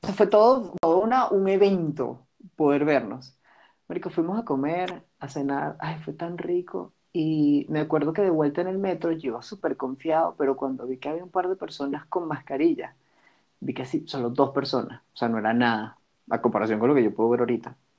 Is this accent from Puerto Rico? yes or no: no; Venezuela; como venezolanos